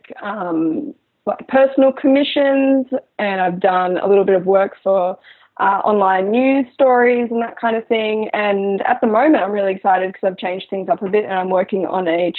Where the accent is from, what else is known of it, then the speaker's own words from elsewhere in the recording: Brisbane, Queensland, Australia; I was born in Brisbane, which is the capital